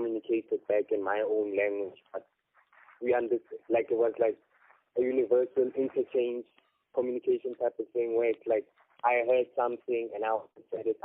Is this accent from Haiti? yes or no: no; Kimberley, Northern Cape, South Africa; moved away; also born or lived in Pretoria; I was born in Kimberley, raised for some time in Kimberley, grew up for some time in Pretoria.